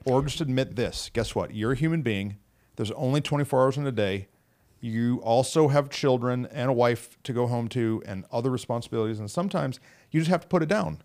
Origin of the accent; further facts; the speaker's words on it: Flint, Michigan, United States; now in Fort Worth, United States; I grew up in Flint